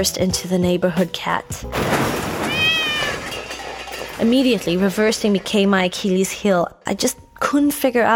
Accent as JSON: {"language": "English", "town": "Cape Town", "region": "Western Cape", "country": "South Africa", "tie": "born or raised there", "moved": "as an adult", "lives_now": "Los Angeles, United States", "said": "in South Africa, in Cape Town to be specific, my hometown"}